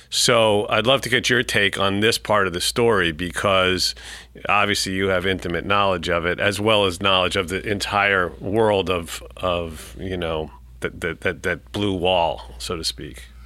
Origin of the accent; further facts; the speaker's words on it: New York City, New York, United States; I'm a New Yorker, born and bred